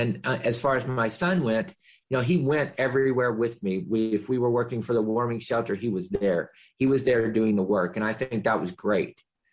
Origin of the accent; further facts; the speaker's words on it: Kentucky, United States; moved away as an adult; now in Marin County, United States; We're from, you know, we live in Marin County in a very privileged, mostly white community. We come from Kentucky. We moved here. We moved here about 14 years ago.